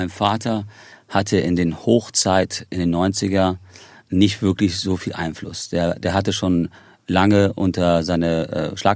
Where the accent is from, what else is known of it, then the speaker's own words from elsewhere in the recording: Ireland; also born or lived in Spain; Irland ist für mich zu Hause. Also ich meine, ich, ich habe einen irischen und amerikanischen Pass. Ähm, ich bin in Spanien geboren, ähm, habe aber zu Spanien selber nicht wirklich eine Verbindung